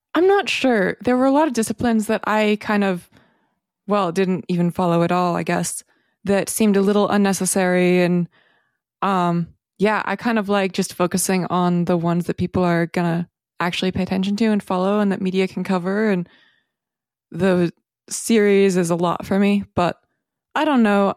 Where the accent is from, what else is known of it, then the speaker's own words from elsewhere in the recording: north of San Francisco, Northern California, United States; I grew up north of San Francisco in Northern California